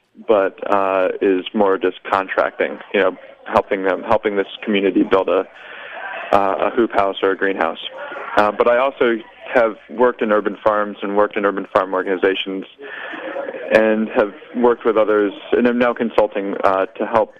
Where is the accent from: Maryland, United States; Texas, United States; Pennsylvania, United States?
Maryland, United States; Baltimore; I am from Baltimore. I'm in Brooklyn, New York right now